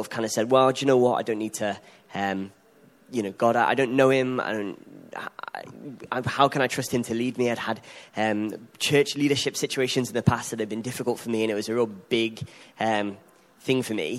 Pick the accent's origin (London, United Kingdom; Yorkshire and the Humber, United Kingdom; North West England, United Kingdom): North West England, United Kingdom; Liverpool; accent: Scouse; moved away as an adult; now in Sweden; I'm the Scouser, aforementioned. Yeah. I don't think I've got an accent